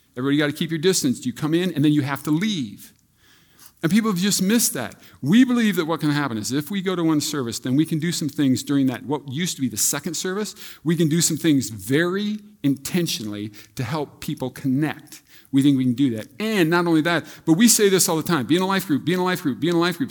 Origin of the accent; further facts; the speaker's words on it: Iowa, United States; I grew up in Iowa.